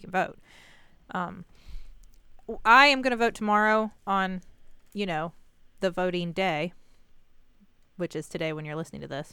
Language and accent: English; United States; I'm an American